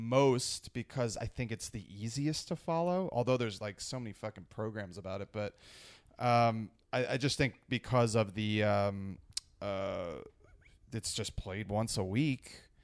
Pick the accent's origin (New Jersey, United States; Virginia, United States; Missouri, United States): New Jersey, United States; northeastern; I'm from New Jersey.